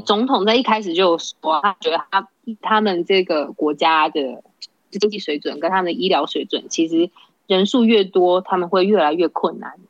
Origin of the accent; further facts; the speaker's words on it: Datong Township, Yilan County, Taiwan; moved away as an adult; now in El Salvador; 我是台湾人